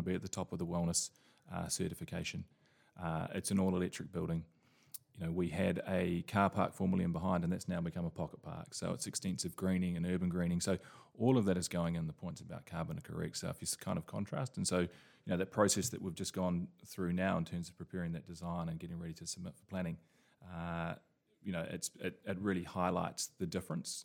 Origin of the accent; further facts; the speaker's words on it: New Zealand; now in London, United Kingdom; I'm originally from New Zealand